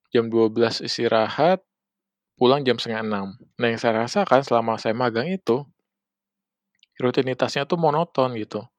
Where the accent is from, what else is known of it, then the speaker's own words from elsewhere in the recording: Indonesia; ini tanah saya gitu kan tanah kelahiran saya masa saya kerja buat orang lain gitu kan, buat bukan kerja sesama orang Indonesia sendiri gitu kan.